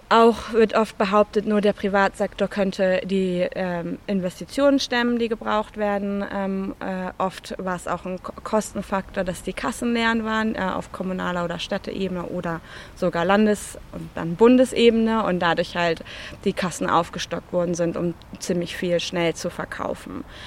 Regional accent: Germany; now in London, United Kingdom; Ich bin natürlich auch Deutsche, hört man mir wahrscheinlich auch an.

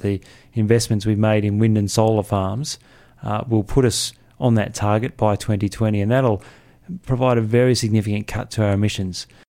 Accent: Canberra, Australian Capital Territory, Australia; I grew up here, uh, and Canberra has really changed

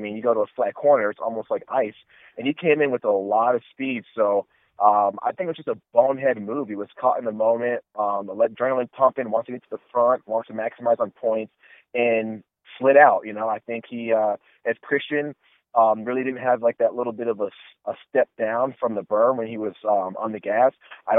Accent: United States; I'm American born and raised

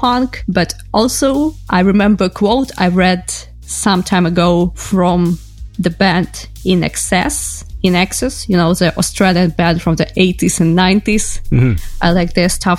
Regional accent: Ukraine; I am from Ukraine

